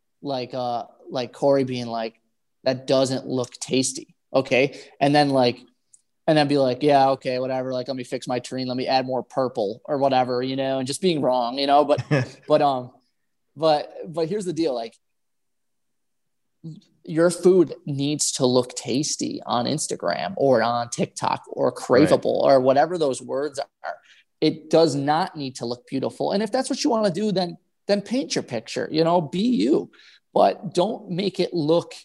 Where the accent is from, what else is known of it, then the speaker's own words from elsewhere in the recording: Buffalo, New York, United States; I'm from Buffalo